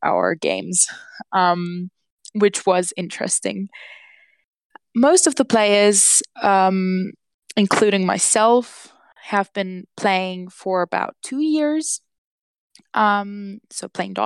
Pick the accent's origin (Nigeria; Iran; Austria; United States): Austria; moved away as an adult; now in London, United Kingdom; I am Austrian, so I was born in Austria, grew up in Austria, but I play for the Czech Republic because my mother was born in Czechoslovakia at that time. And now I live in England because I study in London